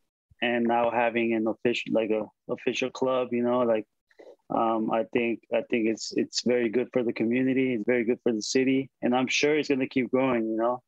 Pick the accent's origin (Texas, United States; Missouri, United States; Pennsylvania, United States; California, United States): California, United States; San Diego; moved away as an adult; the team that represents my hometown, where I grew up, where I went to school, where I played club.